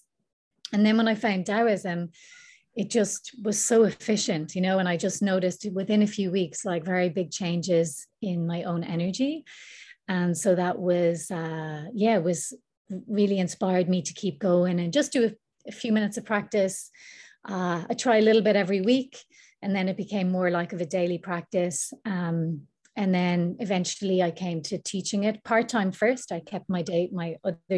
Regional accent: Ireland; now in Bali, Indonesia; I'm Irish and I've been living here in Bali for almost a year now.

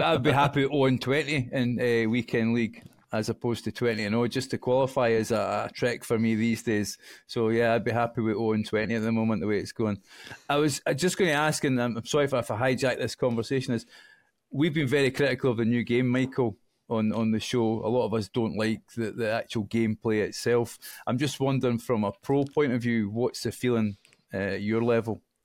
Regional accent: Scotland, United Kingdom; I'm Scottish

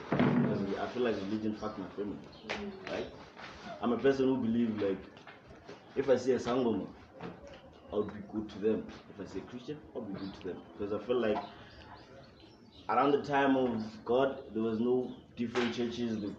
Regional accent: Limpopo, South Africa; now in Pretoria, South Africa; I come to Pretoria. I'm from Limpopo, Victoria.

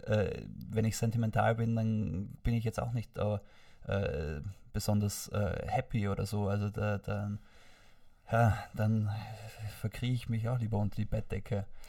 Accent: Vorarlberg, Austria; wie ich dort aufgewachsen bin in Vorarlberg

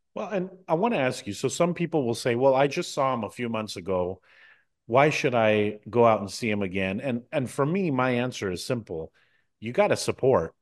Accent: United States; I was born in the United States

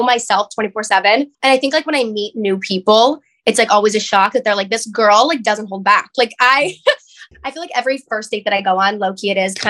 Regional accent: Pittsburgh, Pennsylvania, United States; So I'm from Pittsburgh, Pennsylvania. And by that, I mean like I'm from the middle of nowhere, 35 minutes out of the city

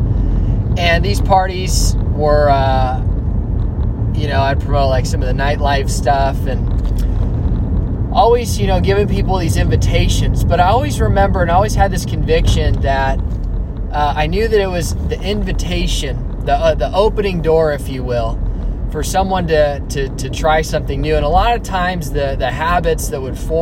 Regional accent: Alamo, California, United States; also born or lived in Dublin, California; I'm from the Bay Area, from the East Bay, from a town called Alamo. I was born and raised in the East Bay

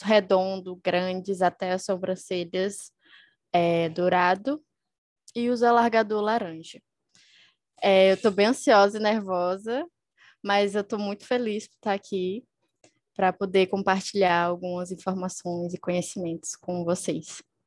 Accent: Teresina, Piauí, Brazil; eu sou de Teresina, Piauí

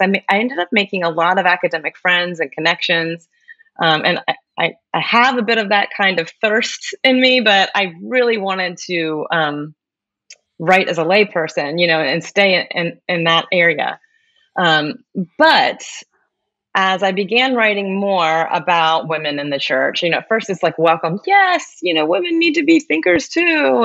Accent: Maryland, United States; I am from Maryland

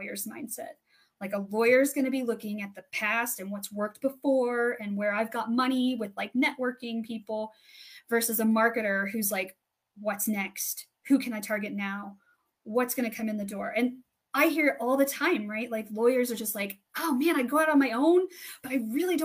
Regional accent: 10 minutes from Nebraska, Colorado, United States; my hometown's 10 minutes from Nebraska

